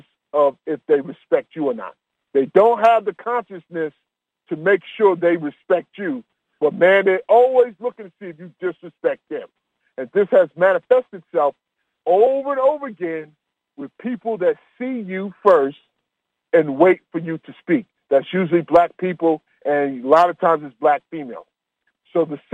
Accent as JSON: {"language": "English", "region": "New York", "country": "United States", "moved": "yes", "said": "But I'm from New York."}